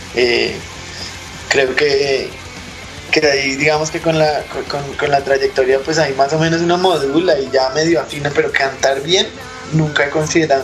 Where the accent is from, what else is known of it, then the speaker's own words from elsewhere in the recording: Bogotá, Colombia; moved away as an adult; also born or lived in Kazakhstan; nosotros rolos